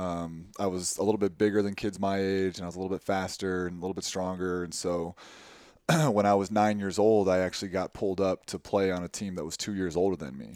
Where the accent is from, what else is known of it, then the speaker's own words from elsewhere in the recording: Tucson, Arizona, United States; moved away as an adult; also born or lived in Waverly, Iowa; I grew up in Tucson, which is half, you know, half a million people